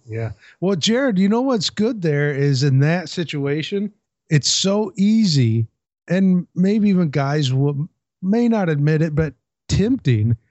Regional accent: Port Townsend, Washington, United States; my hometown of Port Townsend

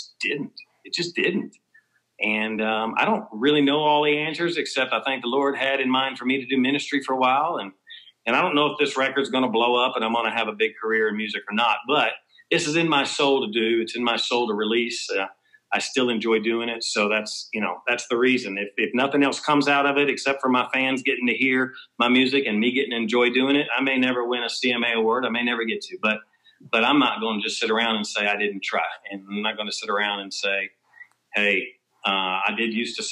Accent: Kentucky, United States; moved away as an adult; also born or lived in Los Angeles / Nashville; I'm from Kentucky.

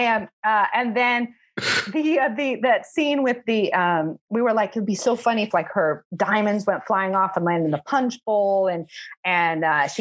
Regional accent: Shawnee, Oklahoma, United States; I'm from a really small town in Oklahoma

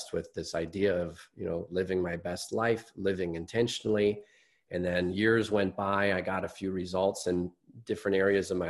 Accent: Chicago, Illinois, United States; I'm a Midwesterner. I'm from Chicago

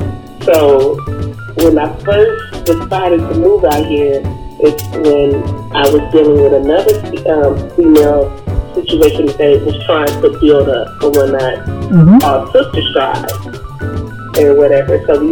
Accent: Kansas City, Missouri, United States; now in New York, United States; I'm not originally from New York, but I do reside in New York. I represent the Midwest, Kansas City, Missouri.

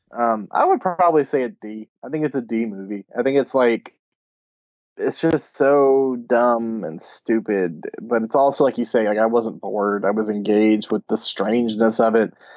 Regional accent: Nashville, Tennessee, United States; I'm from Nashville

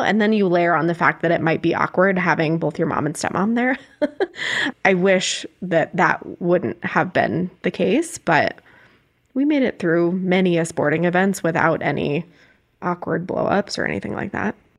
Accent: Arizona, United States; now in Denver, United States; I'm from Arizona

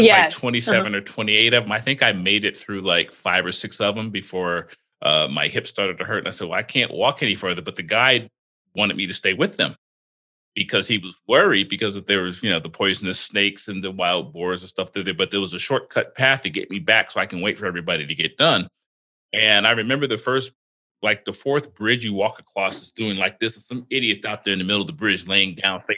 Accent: Florida, United States; Growing up in Florida

